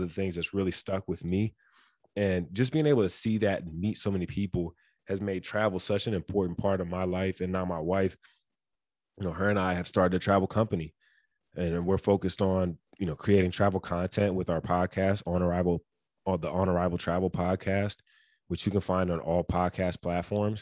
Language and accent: English; Detroit, Michigan, United States; growing up in Detroit